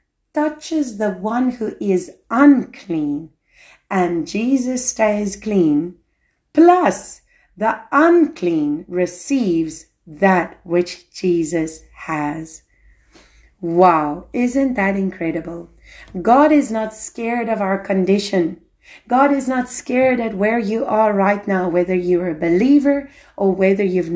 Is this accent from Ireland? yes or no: no; South Africa; moved away; I'm African, I'm South African